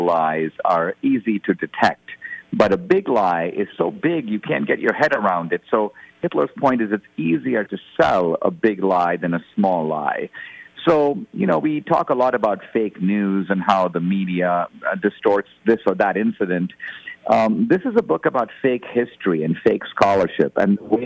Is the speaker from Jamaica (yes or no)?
no; India; now in United States; I come originally from India